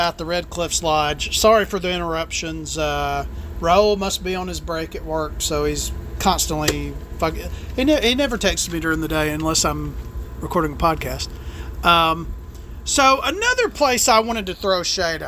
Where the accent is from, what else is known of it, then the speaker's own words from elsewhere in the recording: the South, United States; I'm from the South, and we try to be nice to each other down here